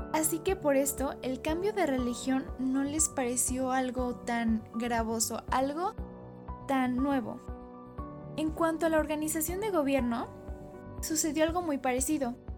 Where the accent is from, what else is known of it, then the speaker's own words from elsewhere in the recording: Mexico; a todos nosotros como mexicanos que somos